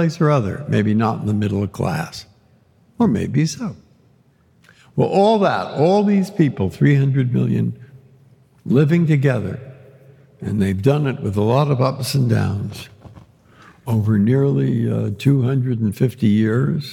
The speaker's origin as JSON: {"language": "English", "town": "San Francisco", "region": "California", "country": "United States", "tie": "born or raised there", "said": "I grew up in San Francisco."}